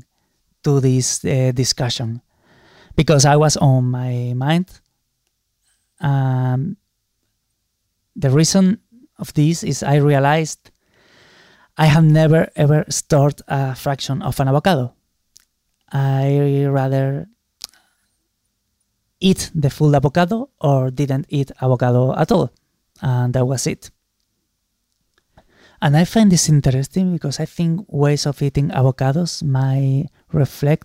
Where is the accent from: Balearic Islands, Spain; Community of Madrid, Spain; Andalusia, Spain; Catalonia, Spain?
Andalusia, Spain; Málaga; Málaga, my hometown